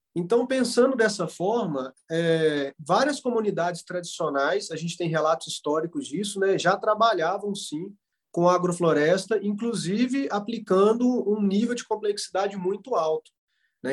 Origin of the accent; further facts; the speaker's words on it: Florestal, Minas Gerais, Brazil; also born or lived in Viçosa; sou natural aqui do município de Florestal, Minas Gerais